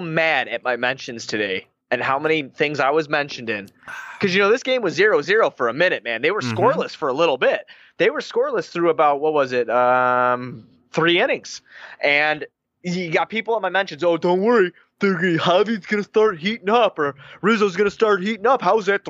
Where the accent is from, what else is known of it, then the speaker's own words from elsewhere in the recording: Chicago, Illinois, United States; Like, I was born on the South Side of Chicago. You know what I mean? That's where I'm from before we came out to the burbs, before me and my dad saved up enough money to get out here, you know, when I was like 11 years old.